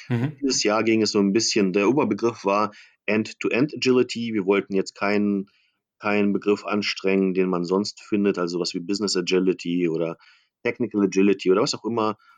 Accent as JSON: {"language": "German", "region": "Berlin", "country": "Germany", "said": "ich bin Berliner"}